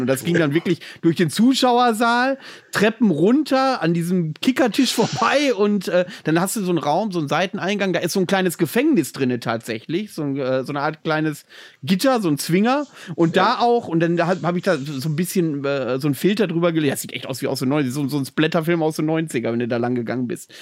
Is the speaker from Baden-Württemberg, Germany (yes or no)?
no; near Bielefeld, North Rhine-Westphalia, Germany; now in Greifswald, Germany; aus meiner alten Heimat, aus der Nähe von Bielefeld